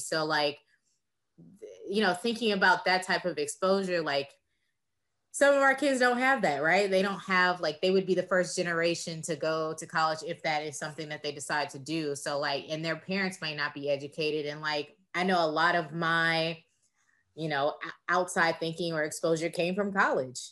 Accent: Texas, United States; I am from Texas.

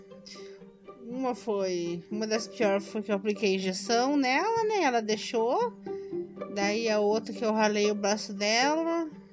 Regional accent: Telêmaco Borba, Paraná, Brazil; Eu nasci em Telemaco Borba, aqui no interior do Paraná.

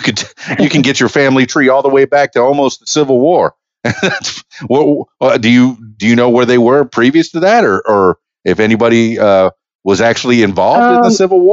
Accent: Fort Lauderdale, Florida, United States; and I guess growing up in Fort Lauderdale in the Broward County area, we had a little idea that there was that faction

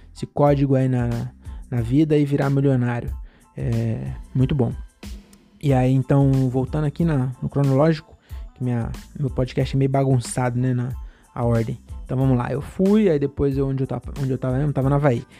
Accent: Francisco Morato, São Paulo, Brazil; also born or lived in Cajamar

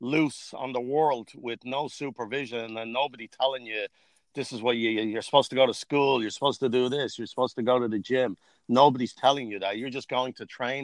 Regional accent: Dublin, Leinster, Ireland; now in United States; I grew up what they call the Navan Road, which is Ashtown

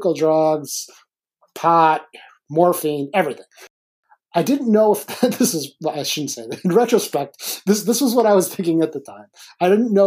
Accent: Milwaukee, Wisconsin, United States; I grew up in Milwaukee.

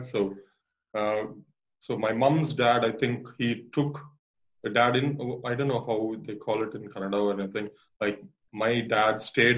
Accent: Bangalore, Karnataka, India; I was there in Bangalore

